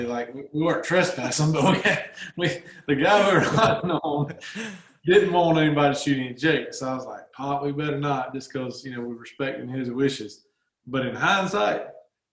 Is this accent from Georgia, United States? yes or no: yes; Georgia, United States; accent: Southern